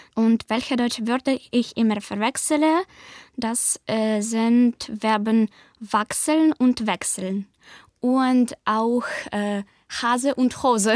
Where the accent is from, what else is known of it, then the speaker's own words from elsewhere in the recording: Kyiv, Ukraine; German is a second language; Ich komme aus Ukraine, aus Hauptstadt Kiew